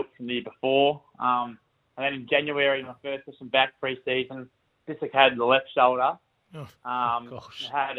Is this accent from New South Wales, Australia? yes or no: yes; Albury, New South Wales, Australia; accent: country twang; moved away as an adult; now in Adelaide, Australia; I grew up in Albury, so Albury Wodonga, down there on the border of New South Wales and Victoria